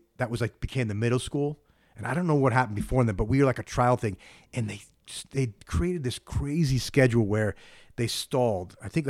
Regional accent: Boston, Massachusetts, United States; born there; I'm like, they like, you grew up in New York? I'm like, no, I was born in Boston.

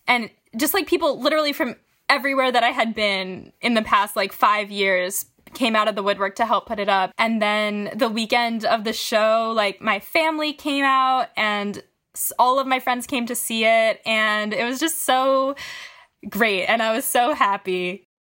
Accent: Syracuse, New York, United States; moved away as an adult; now in Brooklyn, United States; I'm currently zooming from Syracuse, New York, but I live, big air quotes, in Brooklyn. Um, I just got out of the city as soon as possible to be with my family and my dog. So here I am in my childhood closet.

